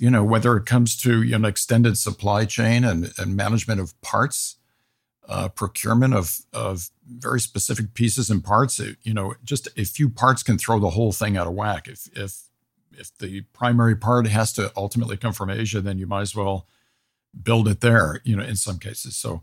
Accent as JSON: {"language": "English", "country": "United States", "said": "as an American"}